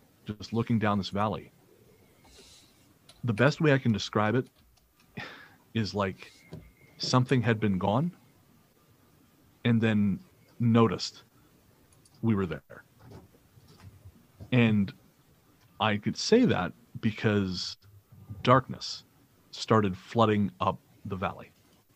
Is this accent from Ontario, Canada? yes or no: no; Revelstoke, British Columbia, Canada; when I was growing up in Revelstoke